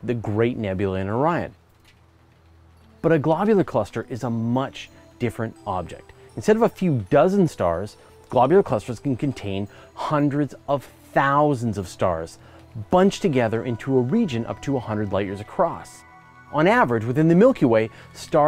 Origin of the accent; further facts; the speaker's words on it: Canada; as a Canadian